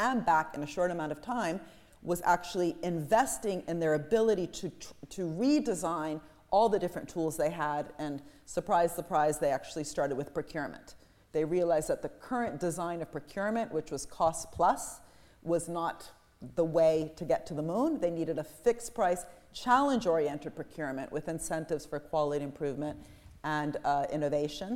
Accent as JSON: {"language": "English", "country": "Italy", "said": "I'm from Italy"}